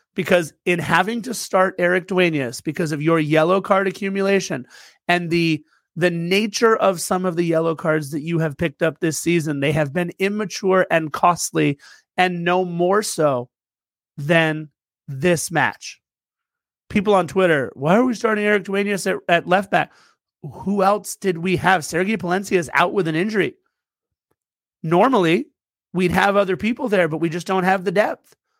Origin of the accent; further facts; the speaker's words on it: United States; I'm an American